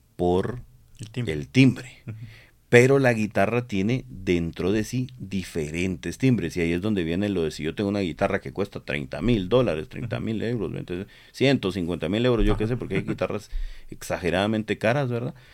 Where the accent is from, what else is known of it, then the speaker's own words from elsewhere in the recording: Guatemala; nosotros somos eh, guatemaltecos